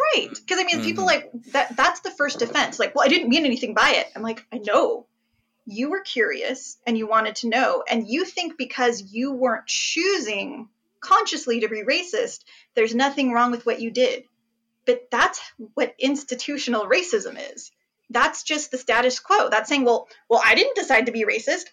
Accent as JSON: {"language": "English", "region": "New Jersey", "country": "United States", "tie": "born or raised there", "first_language": "English", "said": "I was born in Jersey"}